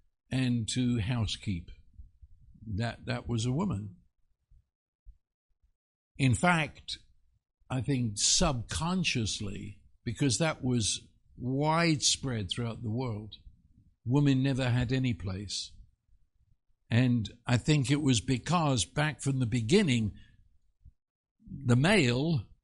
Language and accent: English; United Kingdom; as a Brit